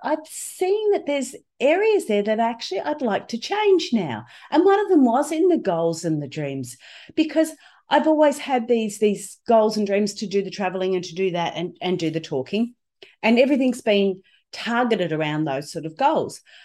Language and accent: English; Australia; I'm from Australia with this strange accent